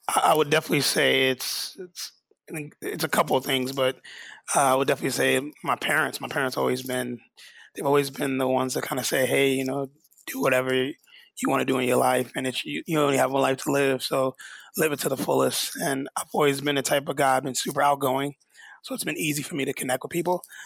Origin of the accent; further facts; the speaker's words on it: New York, United States; I'm born and raised in New York